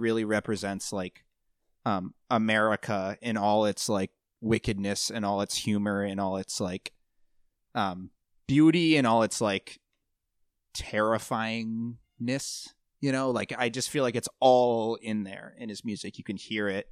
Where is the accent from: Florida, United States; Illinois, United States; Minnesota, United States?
Minnesota, United States; Golden Valley; I grew up in Golden Valley